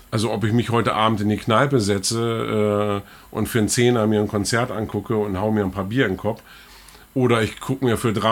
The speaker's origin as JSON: {"language": "German", "area": "the Einbeck area", "region": "Lower Saxony", "country": "Germany", "tie": "born or raised there", "said": "Ich bin ja, bin ja in der Ecke aufgewachsen"}